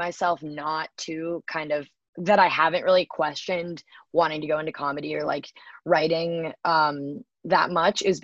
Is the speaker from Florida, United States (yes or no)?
no; Bay Area, California, United States; growing up in the Bay Area